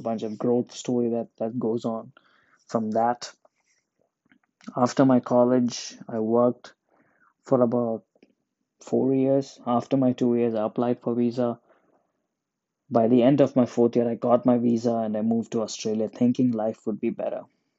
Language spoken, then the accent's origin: English; Oman; I was born and raised in Oman. I'm an Indian. I'm not a fan of India. I've never been to India.